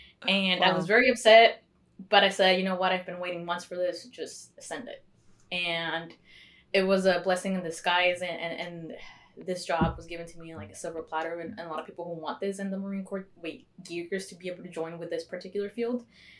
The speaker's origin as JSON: {"language": "English", "country": "Mexico", "tie": "born there", "said": "Usually people say, oh, you joined for citizenship because I was born in Mexico."}